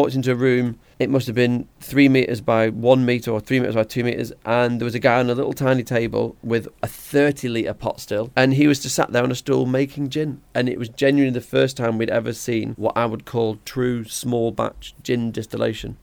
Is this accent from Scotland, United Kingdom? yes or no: no; Blackpool, North West England, United Kingdom; moved away as an adult; now in Manchester, United Kingdom; I grew up in Blackpool.